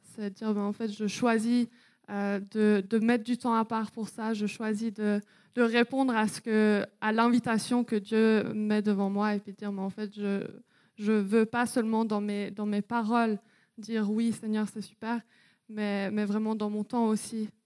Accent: Wales, United Kingdom; moved away; j'ai grandi au Pays de Galles. Donc euh, voilà, pendant sept ans

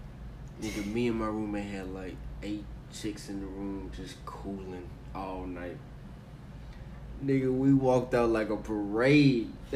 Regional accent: North Carolina, United States; I'm from North Carolina.

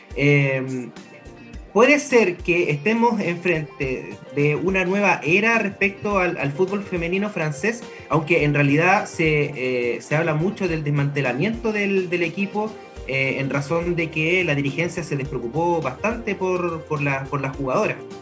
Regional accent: Chile; nosotros, nosotras como chilenos

